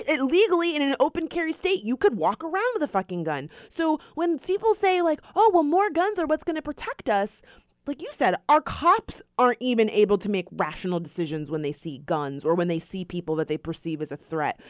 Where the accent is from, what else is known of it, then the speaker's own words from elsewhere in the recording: Florida, United States; we are from Florida